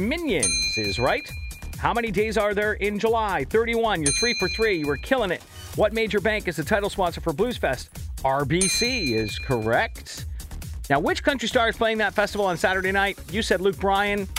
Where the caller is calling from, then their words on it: Markham, Ontario, Canada; I'm calling from Markham.